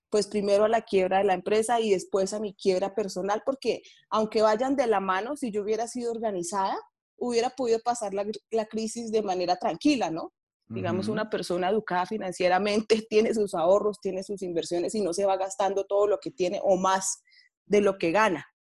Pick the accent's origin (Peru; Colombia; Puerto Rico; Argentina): Colombia; Bogotá; Bueno, Juan Camilo, yo soy de Bogotá.